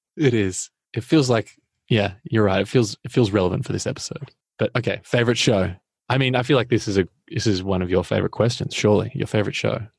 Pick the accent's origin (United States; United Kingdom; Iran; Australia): Australia; I'm an Australian